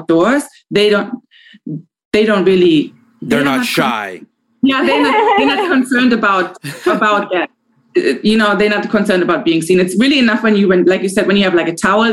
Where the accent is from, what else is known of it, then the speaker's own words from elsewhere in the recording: Germany; moved away; I'm from Germany